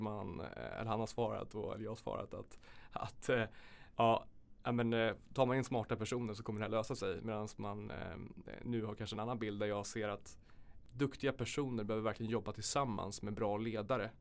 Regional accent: Sollentuna, Stockholm County, Sweden; Jag kommer från Sollentuna

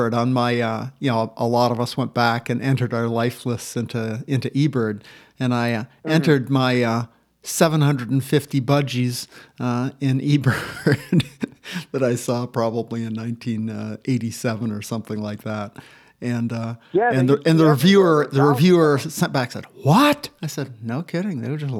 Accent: Maine, United States; And I grew up in Maine.

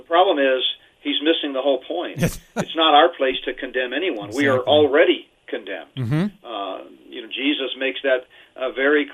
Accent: Houston, Texas, United States; growing up in Houston in high school and college

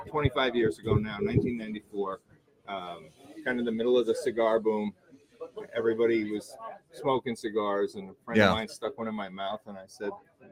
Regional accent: New York, United States; accent: New York; I grew up in New York, and my business started in New York.

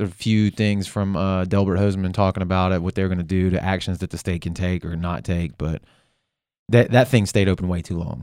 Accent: Biloxi, Mississippi, United States; it's my hometown

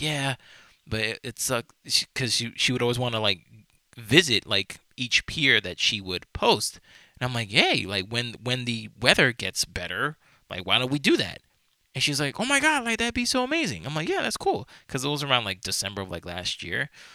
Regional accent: New York, United States; I'm from New York, I have been my entire life

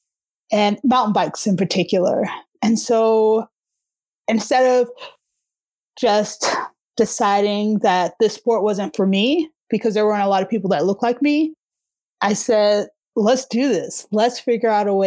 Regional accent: Alabama, United States; moved away as an adult; also born or lived in Boston, Massachusetts / Colorado; now in Denver, United States; I came from Alabama. I went to school in Boston, actually. And from Boston, I headed out to Colorado

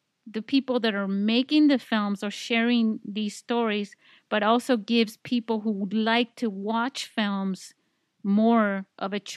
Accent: Spain; also born or lived in Italy; now in San Diego, United States; I can speak Spanish because, you know, I grew up in Spain

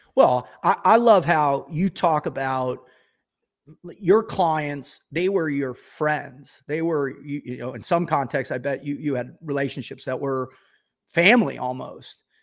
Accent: Boca Raton, Florida, United States; I grew up in Boca Raton, Florida

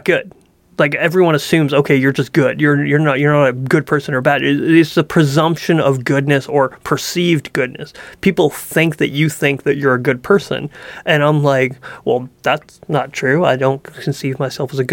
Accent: Canada; I'm a Canadian

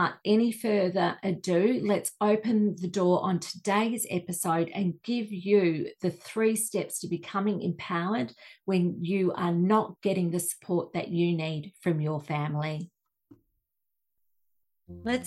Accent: Australia; Being Australian as I am, I grew up with the royal family being very much in the spotlight in the media

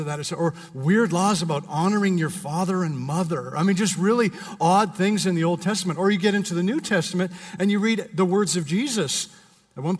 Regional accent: Canada; now in United States; I'm Canadian

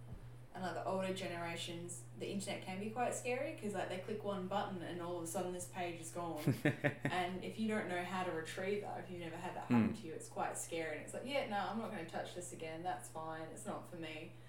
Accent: Bunbury, Western Australia, Australia; I was born in Bunbury. Mm. And I live in Bunbury, Australia. So I'm fair, like, I'm local, but I'm not local to Brunswick area.

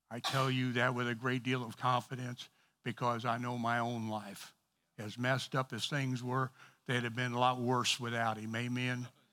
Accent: East St. Louis, Illinois, United States; I'm from East Saint Louis

